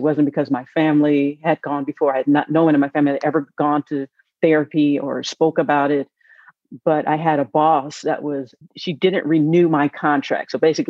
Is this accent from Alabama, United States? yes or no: no; Los Angeles, California, United States; now in Oakland, United States; from Oakland, California, originally from South Central California.